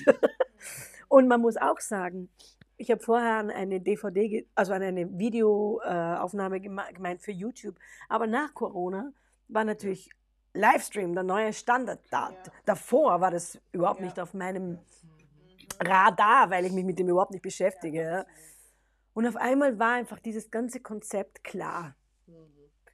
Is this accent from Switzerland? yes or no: no; Austria; first language German; unsere Identität als genau. Österreicher